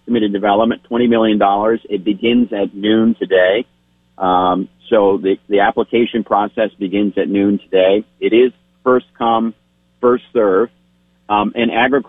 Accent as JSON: {"language": "English", "town": "Cabot", "region": "Vermont", "country": "United States", "tie": "born or raised there", "said": "My hometown of Cabot, the village"}